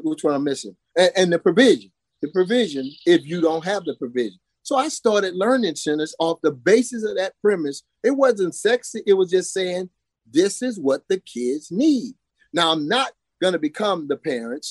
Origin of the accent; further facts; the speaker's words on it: Texas, United States; moved away as an adult; now in Virginia, United States; Growing up in Texas